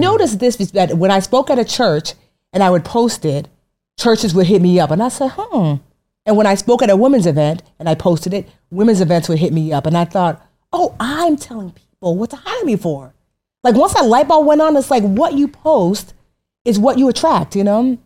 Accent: Westfield, New Jersey, United States; also born or lived in Newark; I grew up in Westfield.

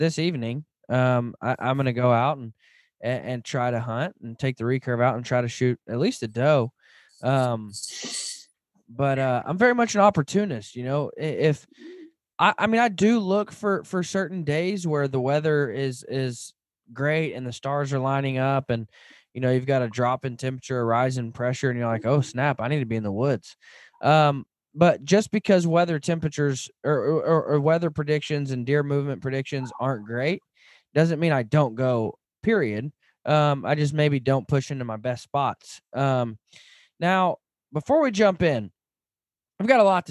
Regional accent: Arkansas, United States; moved away; I grew up in Arkansas

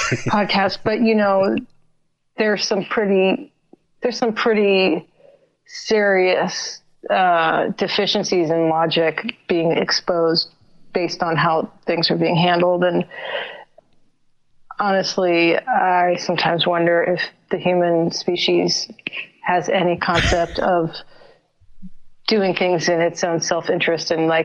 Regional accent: San Francisco, California, United States; moved away as an adult; also born or lived in Ashland, Oregon / New York; So I grew up in San Francisco

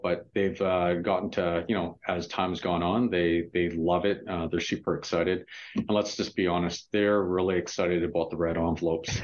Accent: Vancouver, British Columbia, Canada; growing up in Vancouver as a little kid

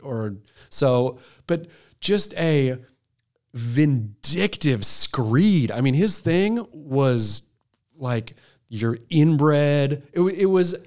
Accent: United States; as American

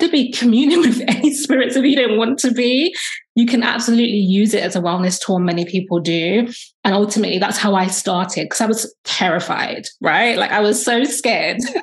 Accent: London, United Kingdom; I'm from London, UK. I'm Black British. My family are from Jamaica, so I'm Jamaican descent.

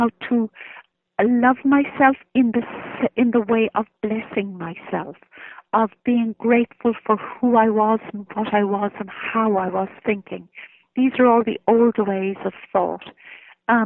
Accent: Ireland; I'm an Irish woman, and I look upon myself as an Irish woman.

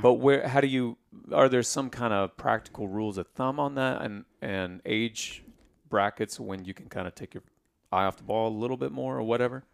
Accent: Indiana, United States; I grew up in Indiana

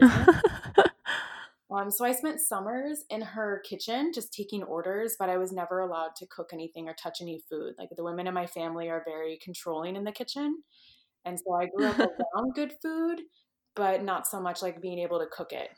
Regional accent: Texas, United States; moved away as an adult; also born or lived in California / Midwest; I grew up in Texas, born and raised

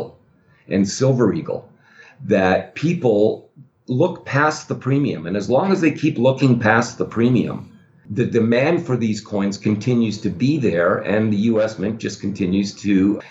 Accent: Toronto, Ontario, Canada; now in United States; I'm now an American resident, but I grew up in Toronto, Canada

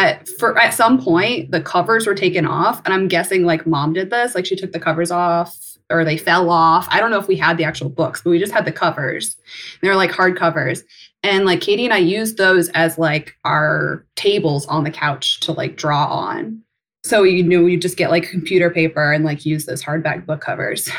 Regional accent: Coldwater, Ohio, United States; moved away as an adult; also born or lived in Chicago / Uganda / Los Angeles; I was born and raised in Coldwater, Ohio.

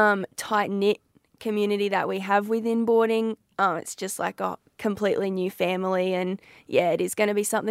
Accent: Proston, Queensland, Australia; I'm from Proston in the South Burnett.

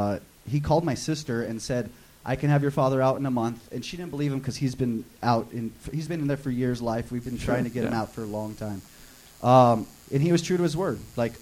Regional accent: Culver City, California, United States; also born or lived in Carson City, Nevada; I was born and raised in Culver City, but I became a man in Carson City, Nevada.

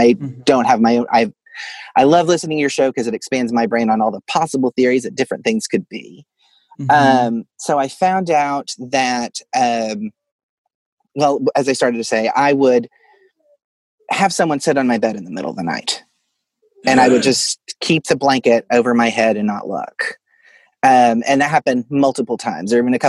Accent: Fort Smith, Arkansas, United States; Yes, I grew up in Fort Smith, Arkansas, which was originally Hell on the Border, but that's its own.

